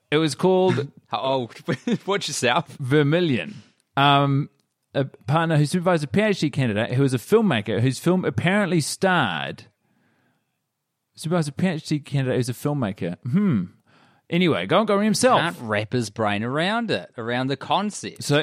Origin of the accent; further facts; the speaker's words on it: Australia; now in Vienna, Austria; I'm Australian and she's Swedish, but we're living in Vienna